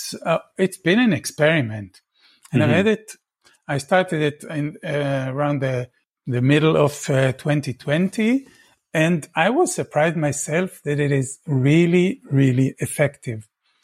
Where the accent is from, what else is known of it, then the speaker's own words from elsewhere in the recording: Tel Aviv, Tel Aviv District, Israel; I was born in Israel. I grew up in Tel Aviv